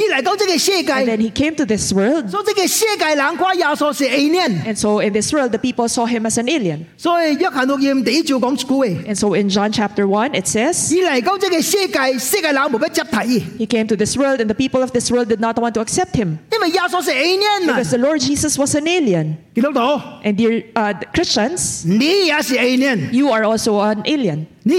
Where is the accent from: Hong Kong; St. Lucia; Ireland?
Hong Kong; I am from Hong Kong. There is one thing that Hong Kong does that I am unagreeable. I did not do it when I was in Hong Kong.